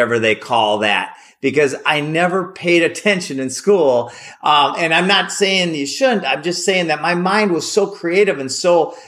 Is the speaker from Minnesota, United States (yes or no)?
yes; Minnesota, United States; I grew up in Minnesota. I grew up on a little lake